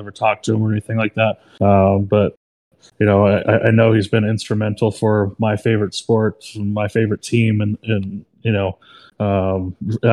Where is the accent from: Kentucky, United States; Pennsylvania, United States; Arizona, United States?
Arizona, United States; the Valley; I'm from the Valley